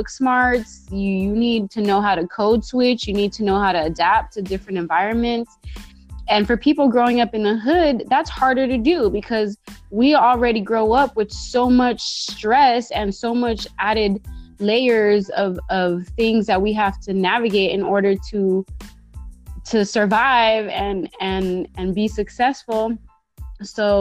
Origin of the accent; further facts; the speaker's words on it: Bay Area, California, United States; I was born and raised in the Bay Area